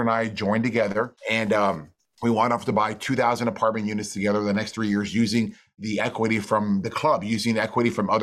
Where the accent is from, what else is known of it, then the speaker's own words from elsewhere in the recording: McAllen, Texas, United States; I'm from McAllen, Texas, which is a little border town down the valley